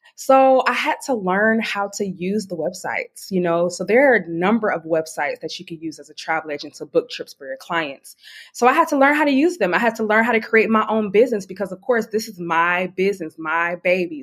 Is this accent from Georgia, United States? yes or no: yes; Atlanta, Georgia, United States; now in Charleston, United States; I'm originally from Atlanta, Georgia. I am 27 years old, but I currently live in Charleston, South Carolina